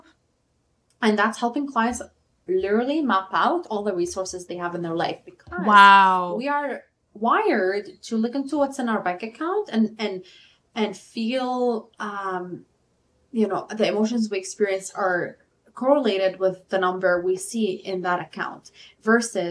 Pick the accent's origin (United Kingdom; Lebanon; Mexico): Lebanon; I'm from Lebanon. We struggled a lot with war